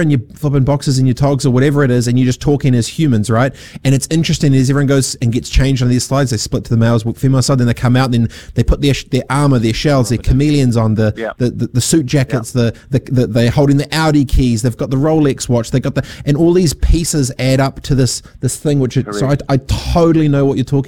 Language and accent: English; Dargaville, Northland, New Zealand; also born or lived in Fiji / Christchurch; growing up on a farm in Dargaville, no one asks you, no one cares. Growing up in Fiji, no one asks you, no one cares. Growing up in Aranui Christchurch, no one cares.